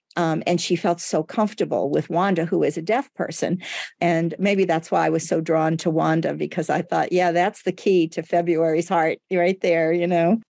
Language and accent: English; United States; first language Portuguese; English is a second language; as I grew up in the United States